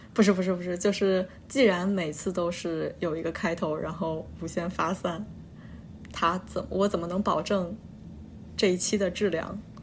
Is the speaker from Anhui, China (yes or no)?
yes; Anhui, China; accent: Anhui dialect (Hefei dialect); 我们用安徽方言沟通非常的顺利